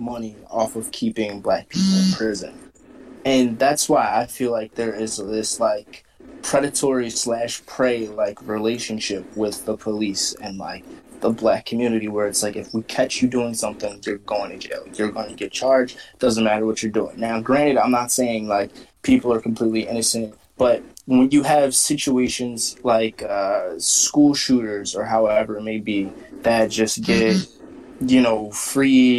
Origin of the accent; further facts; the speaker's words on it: United States; as a black man, like, growing up in America